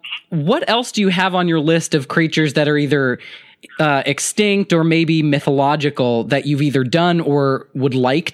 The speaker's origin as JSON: {"language": "English", "country": "United States", "tie": "born or raised there", "also_born_or_lived": "North Dakota / South Dakota", "moved": "as an adult", "lives_now": "Mississippi, United States", "said": "I grew up in North and South Dakota. That's where my family all lives, and I live down in Mississippi right now."}